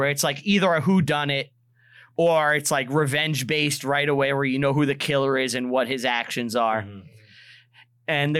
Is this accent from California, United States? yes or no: no; New York City, New York, United States; growing up on Staten Island